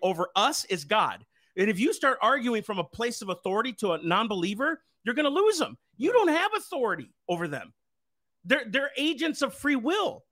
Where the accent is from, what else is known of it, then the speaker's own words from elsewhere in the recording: United States; I'm an American. I'm a citizen